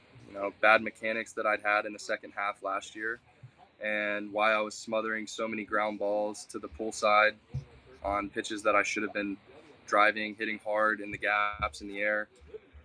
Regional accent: De Leon Springs, Florida, United States; also born or lived in Port Orange, Florida / DeLand, Florida; I grew up in DeLeon Springs

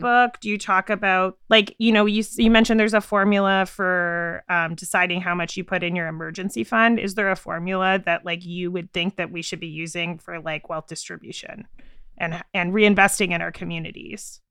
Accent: Canada; I'm from Canada

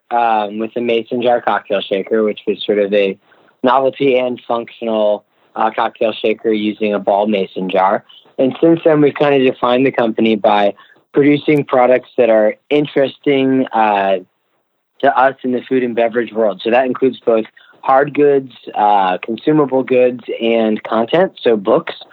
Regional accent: Virginia, United States; now in New York, United States; Yeah, so we we uh, we came from Virginia to New York uh, originally.

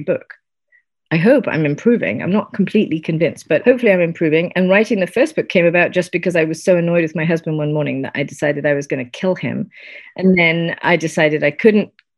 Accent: United Kingdom; I'm British.

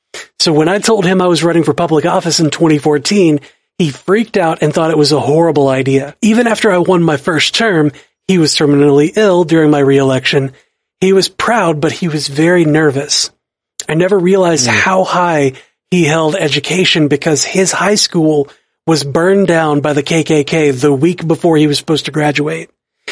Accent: Detroit, Michigan, United States; also born or lived in Tennessee, United States; I'm an African American, and I grew up in Detroit, but I was born down in Tennessee.

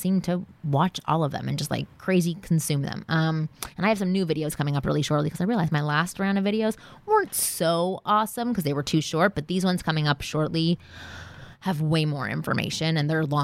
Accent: Canada; moved away as an adult; now in Los Angeles, United States; I was from Canada. I had just moved here

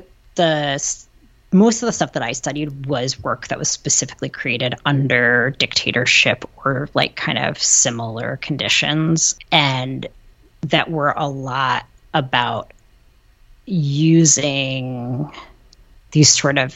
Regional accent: Ann Arbor, Michigan, United States; I grew up in Ann Arbor

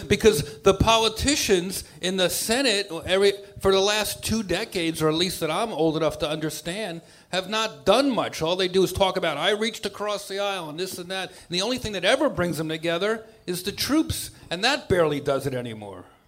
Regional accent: New York, United States; I grew up in New York

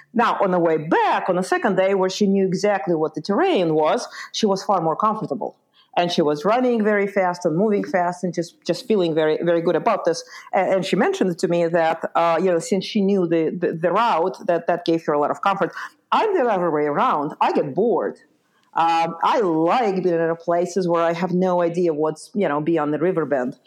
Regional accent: Lithuania; moved away; also born or lived in Ukraine; So I was born in Ukraine, uh, and I grew up in Lithuania.

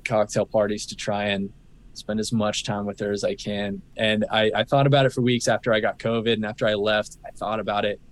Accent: Phoenix, Arizona, United States; moved away as an adult; now in San Diego, United States; We grew up in Arizona in Phoenix

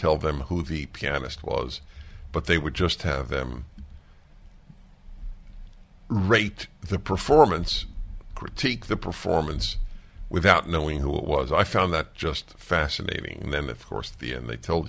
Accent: New York, United States; I grew up in New York, and I grew up listening to two classical music stations, WQXR and WNCN.

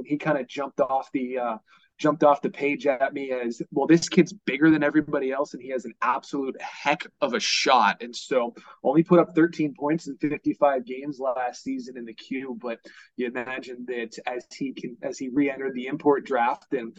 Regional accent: Washington, D.C. area, District of Columbia, United States; moved away as an adult; also born or lived in Rapid City, South Dakota; now in Flint, United States; the county I grew up in the Washington, D.C. area.

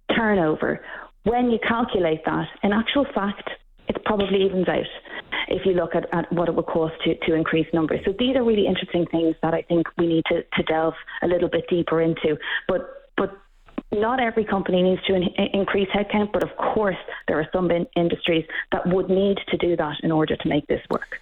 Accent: Ireland; now in Canada; We've the same problem in Ireland. You can probably hear from my accent that I'm not Canadian

